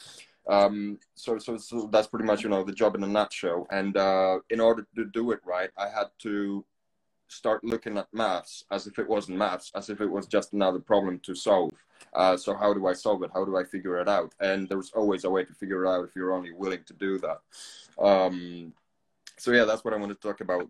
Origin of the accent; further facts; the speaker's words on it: Poland; English is a second language; moved away as an adult; also born or lived in Canary Islands; now in England, United Kingdom; I'm originally from Poland. I've spent most of my life there as a kid